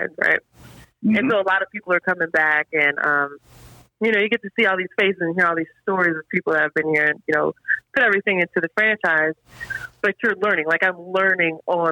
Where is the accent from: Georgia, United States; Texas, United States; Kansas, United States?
Georgia, United States; Atlanta; I'm from Atlanta